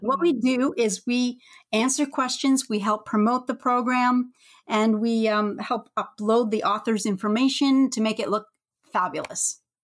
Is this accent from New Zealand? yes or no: no; Canada; I'm from snowy Canada